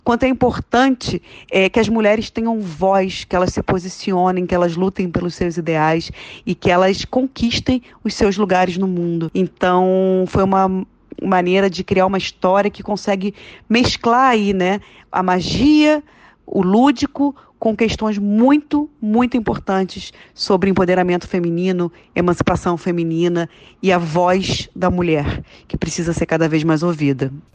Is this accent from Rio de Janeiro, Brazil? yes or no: yes; Rio de Janeiro, Brazil; Eu sou carioca